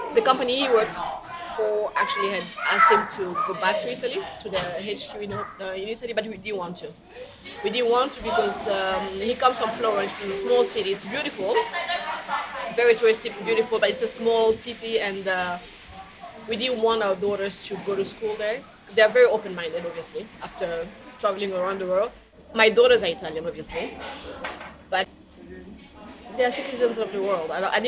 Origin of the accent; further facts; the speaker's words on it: Rwanda; also born or lived in Kinshasa; I'm originally from Rwanda. I'm actually Rwandan.